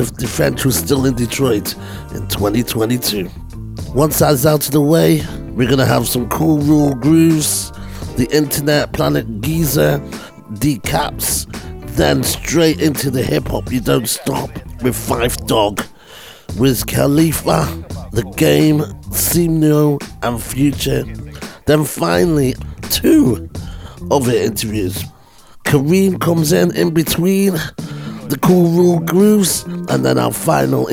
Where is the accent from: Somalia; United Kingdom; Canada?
United Kingdom; England; accent: English; my English accent